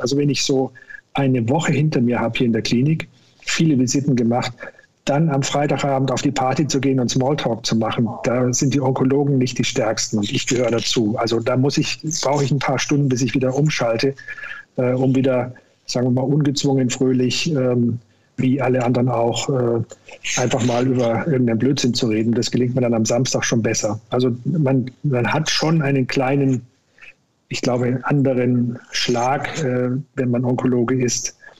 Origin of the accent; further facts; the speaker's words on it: Upper Franconia, Bavaria, Germany; now in Cologne, Germany; Hausarzt werden in Oberfranken, wo ich herkomme